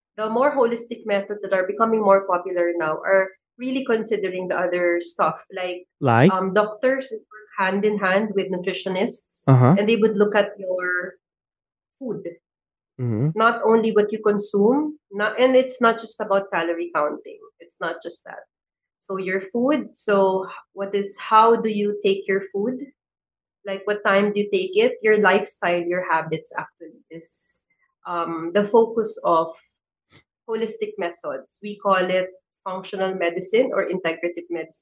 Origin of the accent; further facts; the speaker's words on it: Manila, Metro Manila, Philippines; also born or lived in Zamboanga; now in Mandaluyong, Philippines; I grew up in Manila